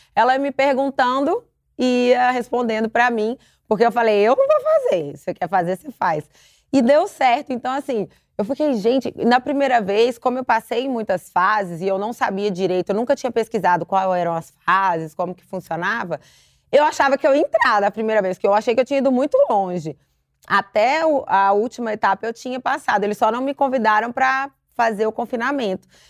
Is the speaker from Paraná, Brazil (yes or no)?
no; Belo Horizonte, Minas Gerais, Brazil; now in São Paulo, Brazil; sou de Belo Horizonte, hoje eu moro em São Paulo